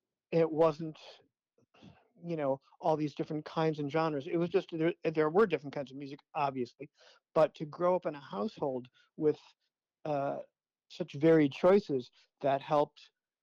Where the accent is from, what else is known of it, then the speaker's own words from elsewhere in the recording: Chicago, Illinois, United States; I grew up in Chicago, so … was on the radio all the time.